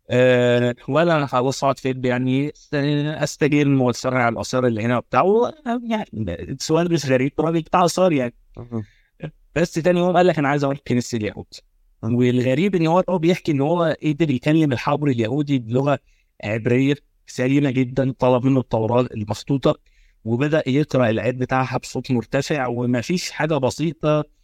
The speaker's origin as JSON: {"language": "Arabic", "country": "Egypt", "said": "عندنا في مصر"}